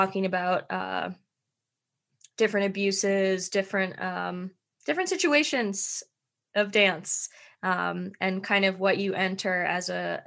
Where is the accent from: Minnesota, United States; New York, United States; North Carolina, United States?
Minnesota, United States; moved away; I grew up dancing in Minnesota